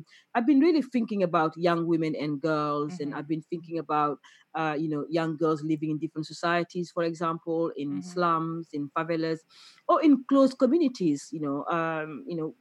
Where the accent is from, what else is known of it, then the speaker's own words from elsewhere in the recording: Senegal; I'm from Senegal